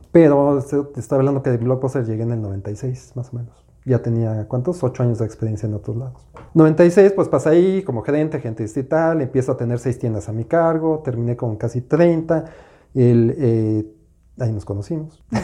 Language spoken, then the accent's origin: Spanish; Mexico City, Mexico; yo soy de la Ciudad de México